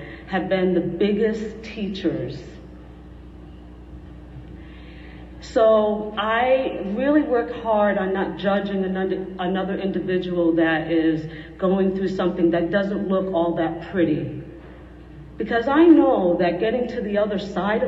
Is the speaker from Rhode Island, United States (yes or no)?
yes; Rhode Island, United States; moved away; also born or lived in West End, Southern California; I'm from Rhode Island originally. And I was raised by a father